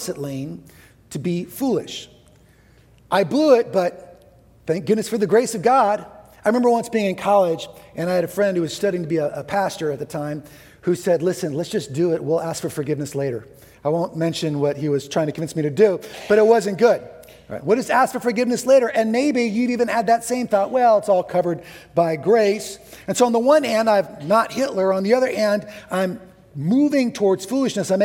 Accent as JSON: {"language": "English", "region": "California", "country": "United States", "tie": "born or raised there", "said": "I grew up in California."}